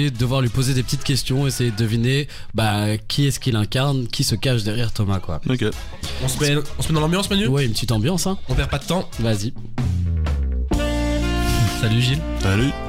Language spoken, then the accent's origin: French; Bulgaria; bah après, c'est une information qui se passe pas tout près non plus, vu que je viens de Bulgarie.